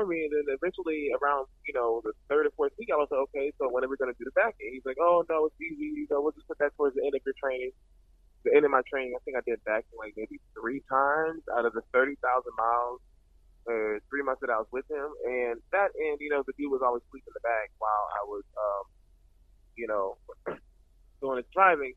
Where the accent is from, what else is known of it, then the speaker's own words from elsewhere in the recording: Atlanta, Georgia, United States; I'm from Atlanta, Georgia, born and raised